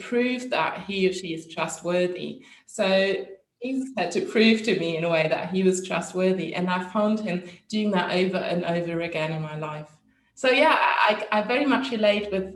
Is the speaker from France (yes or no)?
no; Germany; I'm from Germany, which is also a very secular country, like the Netherlands